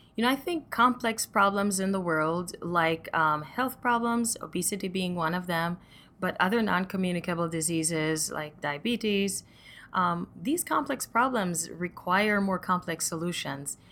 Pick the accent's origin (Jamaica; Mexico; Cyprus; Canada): Jamaica; moved away; I'm Jamaican myself